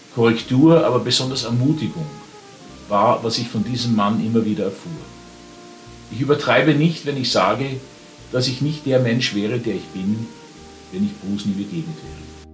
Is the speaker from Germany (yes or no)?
no; Vienna, Austria; Ich war Wiener